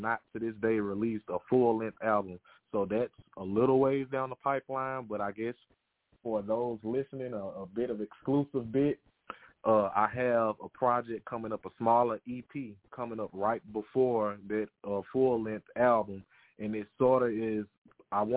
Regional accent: Shreveport, Louisiana, United States; I'm calling right now from my hometown, Shreveport, Louisiana.

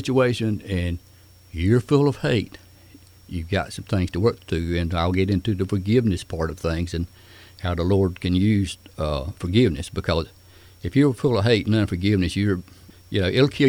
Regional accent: Smithfield, United States; I grew up around Smithfield

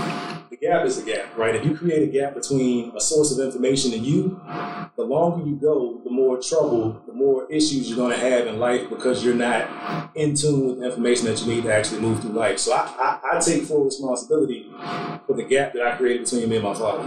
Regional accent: Hampton, Virginia, United States; moved away as an adult; also born or lived in DMV area; now in Texas, United States; I grew up in Hampton, between Hampton and Newport News.

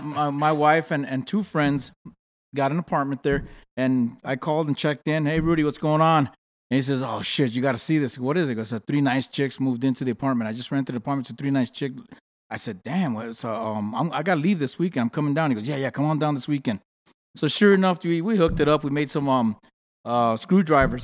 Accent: New York City, New York, United States; moved away; also born or lived in Los Angeles; I'm from the Bronx, New York

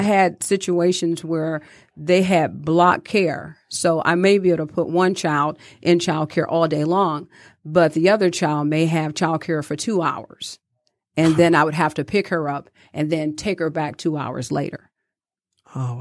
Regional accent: Detroit, Michigan, United States; growing up in Detroit, I watched my grandmother

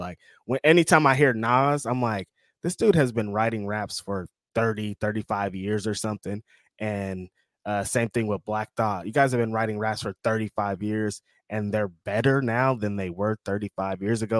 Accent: the South, United States; You can tell I'm from the South. I say, I said y'all a lot.

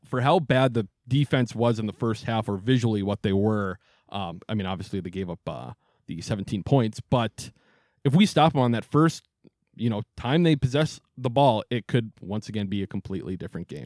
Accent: Wisconsin, United States; now in Minneapolis, United States; We're from Wisconsin

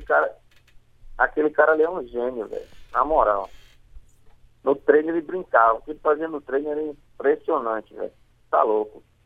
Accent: Fortaleza, Ceará, Brazil; Sou, sou do Jardim Violeta aqui do Barroso, aqui, próximo ao campo do Remo

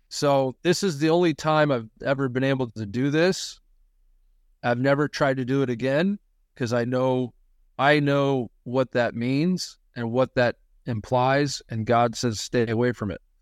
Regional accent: Missouri, United States; we're from Missouri, live in Missouri

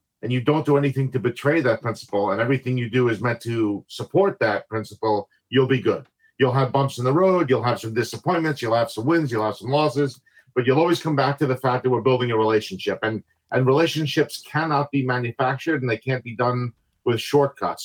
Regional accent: New Jersey, New York metropolitan area, United States; now in Maryland, United States; I'm originally from the New York, New Jersey, tri-state area. I live in Maryland for the latest half of my life

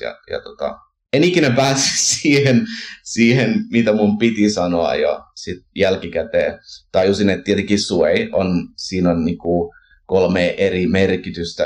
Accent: Canada; now in Finland; kun kasvoin Kanadassa suomalaisperheessä ja kävin siirtolaisseurakunnassa

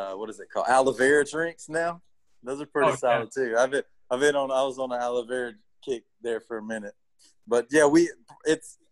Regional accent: Gilmer, Texas, United States; also born or lived in Nashville / Austin; we moved to Gilmer, which is my hometown area where I grew up

